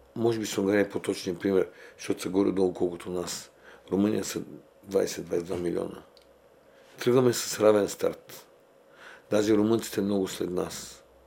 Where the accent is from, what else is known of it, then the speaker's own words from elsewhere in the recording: Bulgaria; ние сме българи